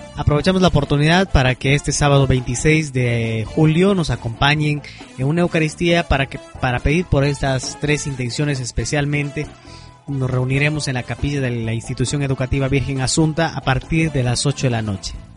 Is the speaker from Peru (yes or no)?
yes; Peru; nosotros que somos peruanos